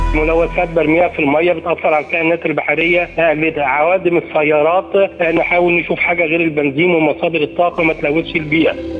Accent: Egypt; احنا عندنا في مصر

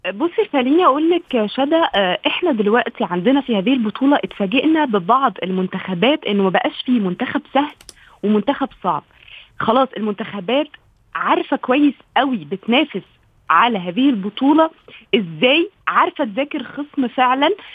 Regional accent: Egypt

